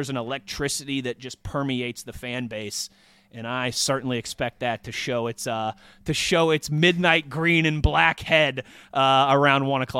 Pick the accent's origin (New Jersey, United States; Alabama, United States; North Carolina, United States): New Jersey, United States; this is the town I considered, you know, my hometown, being a Jersey boy